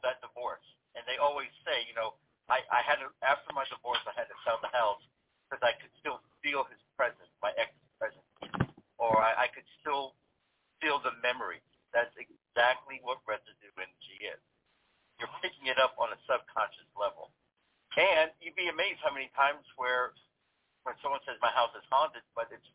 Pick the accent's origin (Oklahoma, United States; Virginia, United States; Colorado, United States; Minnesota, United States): Minnesota, United States; accent: Yankee; I'm from Minnesota